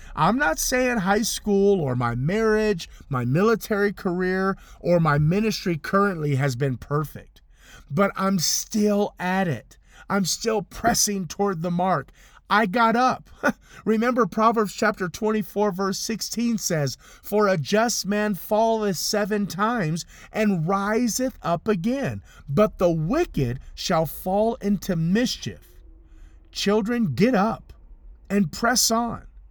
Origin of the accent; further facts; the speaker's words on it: Compton, California, United States; In my living room where I grew up in Compton, California